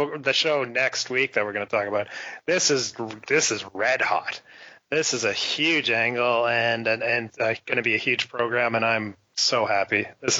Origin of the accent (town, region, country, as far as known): Texas, United States; born or raised there